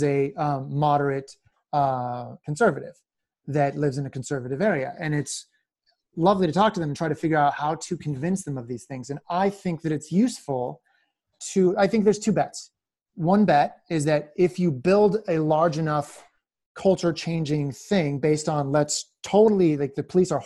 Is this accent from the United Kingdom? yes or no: no; Philadelphia, Pennsylvania, United States; one of the peculiar things about me as a Philadelphian